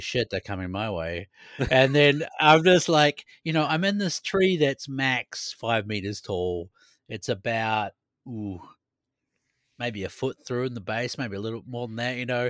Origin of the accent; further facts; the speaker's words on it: New Zealand; now in Sweden; growing up in New Zealand